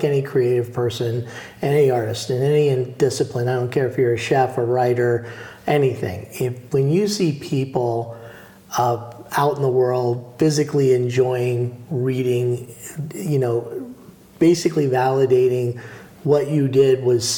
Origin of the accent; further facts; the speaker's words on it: New York City, New York, United States; also born or lived in Boston; now in New Orleans, United States; Growing up in the New York City area